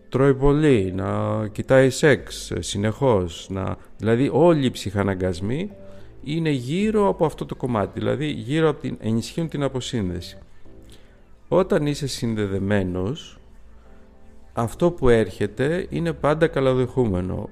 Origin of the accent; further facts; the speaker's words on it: Greece; είμαστε Έλληνες